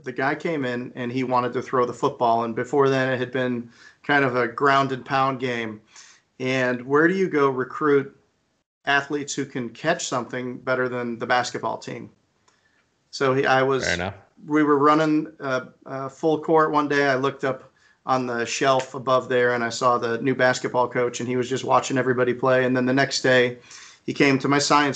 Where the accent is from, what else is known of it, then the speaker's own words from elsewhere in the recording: Schaumburg, Illinois, United States; I grew up outside of Chicago in Schaumburg, Illinois